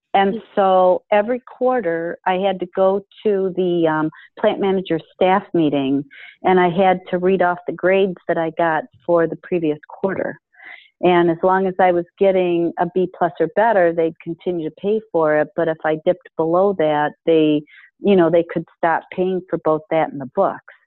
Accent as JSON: {"language": "English", "town": "Detroit", "region": "Michigan", "country": "United States", "tie": "born or raised there", "also_born_or_lived": "Boston, Massachusetts", "moved": "as an adult", "said": "I grew up in Michigan in the Detroit area"}